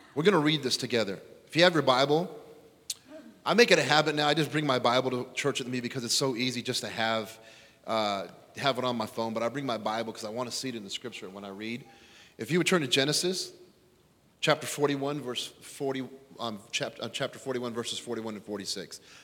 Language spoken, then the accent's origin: English; California, United States; moved away as an adult; now in Illinois, United States; I'm from California